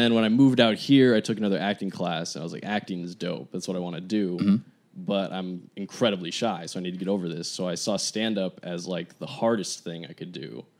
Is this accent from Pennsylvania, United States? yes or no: no; Santa Maria, California, United States; now in Culver City, United States; I was born and raised in Santa Maria, California. Been in LA about 4 years now.